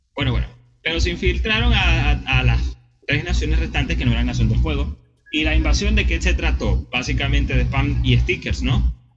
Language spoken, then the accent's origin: Spanish; Venezuela; nosotros los venezolanos